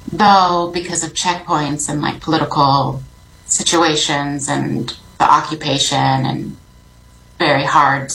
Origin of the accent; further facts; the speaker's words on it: Chicago, Illinois, United States; I was born in Chicago to a Palestinian family